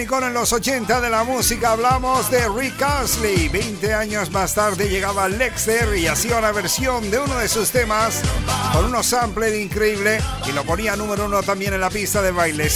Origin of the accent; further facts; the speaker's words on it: Canary Islands, Spain; llegamos los DJs 100% canarios